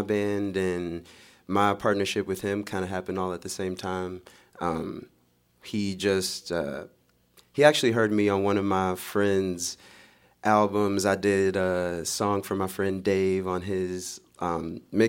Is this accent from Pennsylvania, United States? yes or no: no; Louisville, Kentucky, United States; also born or lived in North Carolina; I've lived in Louisville since I was 9 years old